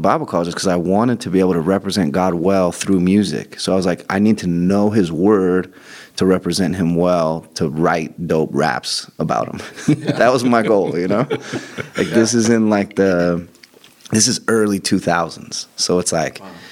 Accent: Joshua Tree, California, United States; I grew up in Joshua Tree

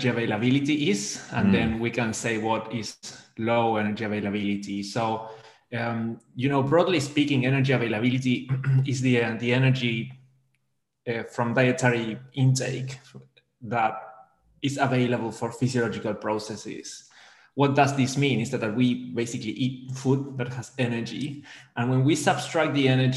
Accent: Argentina; moved away as an adult; also born or lived in Melbourne, Australia; now in Liverpool, United Kingdom; I'm originally from Argentina

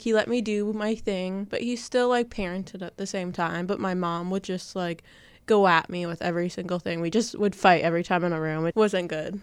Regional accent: Tecumseh, Ontario, Canada; now in Windsor, Canada; I'm from Tecumseh. Mm-hmm. Like, I mm-hmm. grew up in Tecumseh and now I'm in the West End of Windsor

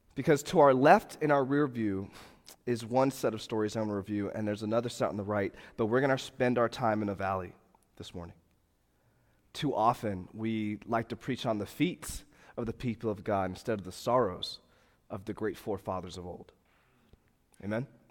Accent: Fort Lauderdale, Florida, United States; moved away; I come from Fort Lauderdale, Florida

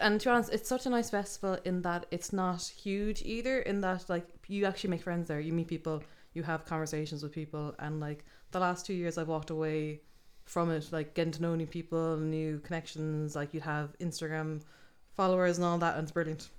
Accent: Limerick, Munster, Ireland; moved away as an adult; now in Dublin, Ireland; I'm from Limerick, um, but I just moved to Dublin there about three weeks ago.

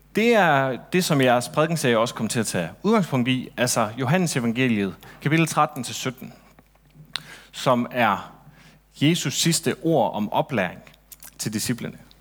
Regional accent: Central and West Jutland, Central Denmark Region, Denmark; midtjyde, som jeg er, jeg kommer egentlig fra Midt- og Vestjylland, hvis det skal sådan helt rigtigt

